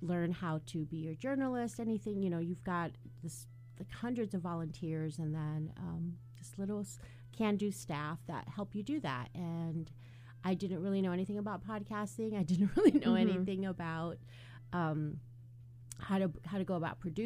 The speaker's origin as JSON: {"language": "English", "town": "Seattle", "region": "Washington", "country": "United States", "moved": "yes", "lives_now": "Wisconsin, United States", "said": "I'm originally from Seattle"}